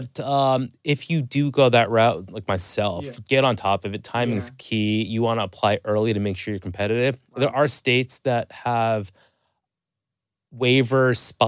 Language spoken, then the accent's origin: English; Toronto, Ontario, Canada; So, I mean, I'm Canadian from Toronto.